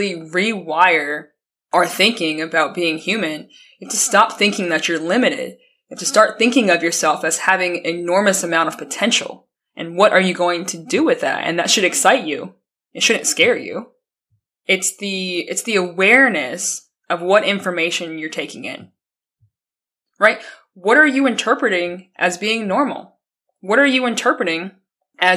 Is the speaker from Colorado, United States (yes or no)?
yes; Colorado, United States; I'm from Colorado.